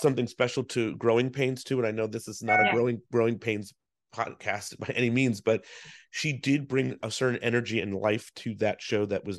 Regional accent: New Jersey, United States; Well, I was a kid from New Jersey

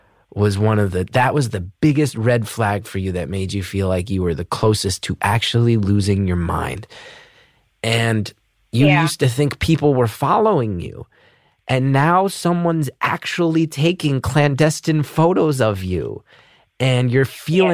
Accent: New Jersey, United States; now in New York City, United States; I'm from Jersey

